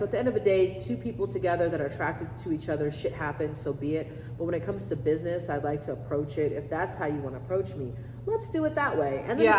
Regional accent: Japan; I grew up in Japan, on a military base. So it's like, I'm so used to being in a foreign country, being around foreign people.

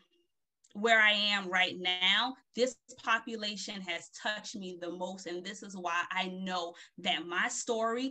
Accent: Beaufort, South Carolina, United States; moved away as an adult; also born or lived in Philadelphia, Pennsylvania / Connecticut; I am from Beaufort, South Carolina.

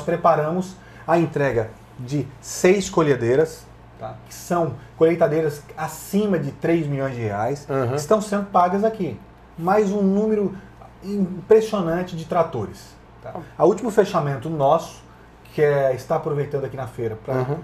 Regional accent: Paraná, Brazil; Nasci numa fazenda no Pará. Meu pai tomava conta da área rural do Bradesco

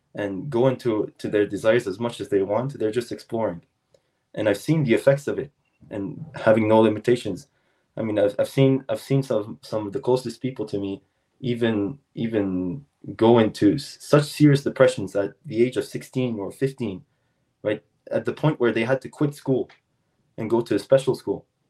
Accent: South Shore of Montreal, Quebec, Canada; I'm from the South Shore of Montreal

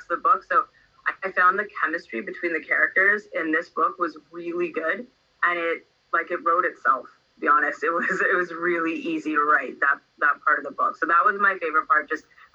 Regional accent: Toronto, Ontario, Canada; And I grew up in Toronto, so I'm from Toronto, and I spent the majority of my life there

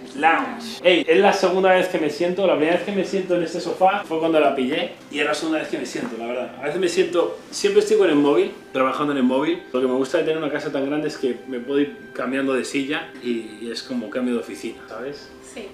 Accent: a small town in the north of Madrid, Community of Madrid, Spain; moved away as an adult; also born or lived in Australia; now in Miami, United States; soy un chaval normal de un pequeño municipio del norte de Madrid

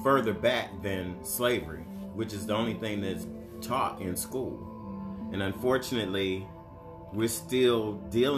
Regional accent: Detroit, Michigan, United States; now in Orlando, United States; I'm originally from Detroit, living here in Orlando, Florida.

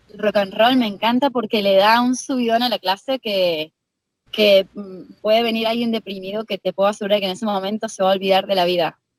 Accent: Argentina; now in Spain; mis alumnos que saben que soy de Argentina

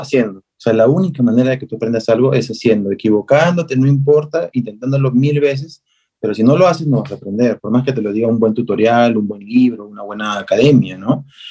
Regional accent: Peru; a nosotros nos define, no solo como peruanos

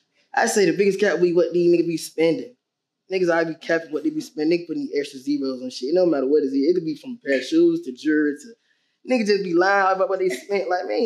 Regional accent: Atlanta, Georgia, United States; I'm from the West Side of Atlanta, Fab Road, 320 Fab Road, Central Methodist Apartment.

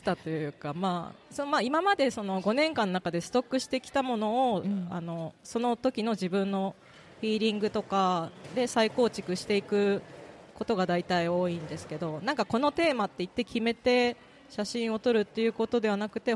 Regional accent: Kurayoshi, Tottori, Japan; born or raised there

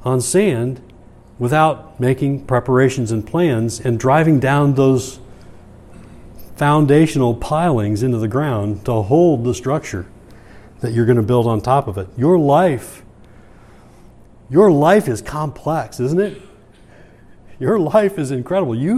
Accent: Michigan, United States; moved away as an adult; I was from Michigan at the time

